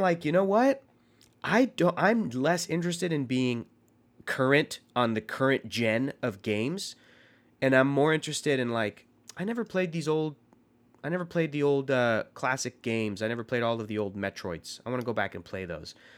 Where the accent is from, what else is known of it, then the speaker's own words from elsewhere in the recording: San Diego, California, United States; I grew up in San Diego